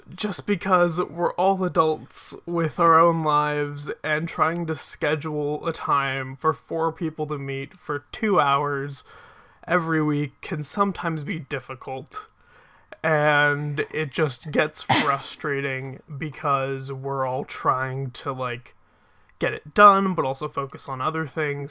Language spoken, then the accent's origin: English; Philadelphia, Pennsylvania, United States; I am from, like, the greater Philadelphia area. So I live a little bit outside of the city, but I've grown up here. I've lived here my entire life.